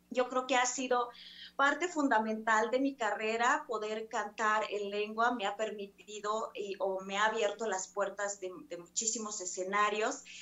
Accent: Mexico; first language Mixe; Spanish is a second language; estoy cantando en mi mi lengua materna, en náhuatl, en maya, en seco y en zapoteco. Y justamente creo que eso es para poder fortalecer las lenguas de, de, nuestro México, de nuestro país.

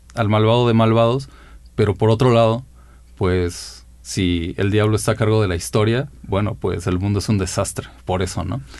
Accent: Mexico City, Mexico; yo nací en la Ciudad de México, eh, pues el Estado de México en gran medida es una ciudad dormitorio y en mi caso lo ha sido. Mi vida principalmente se ha desarrollado en la ciudad

